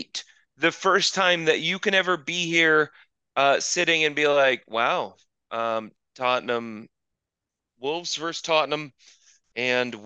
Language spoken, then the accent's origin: English; Arizona, United States; also born or lived in New England; I grew up in Arizona, and my family, I was born in New England. My family's from New England